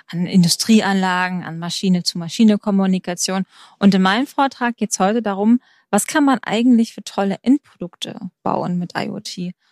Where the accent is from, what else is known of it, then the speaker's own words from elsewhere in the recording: Baden-Württemberg, Germany; Man muss dazu sagen, ich komme aus dem Schwarzwald